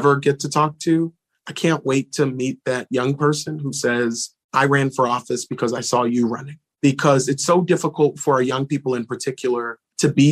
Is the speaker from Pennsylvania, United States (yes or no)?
yes; Philadelphia, Pennsylvania, United States; I'm from Philly